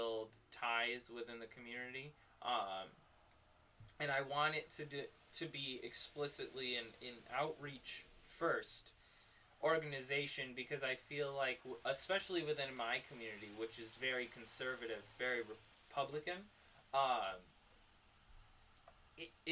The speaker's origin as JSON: {"language": "English", "region": "New York", "country": "United States", "tie": "born or raised there", "said": "my hometown is actually not a small city. It's actually one of the largest metropolitan city within New York"}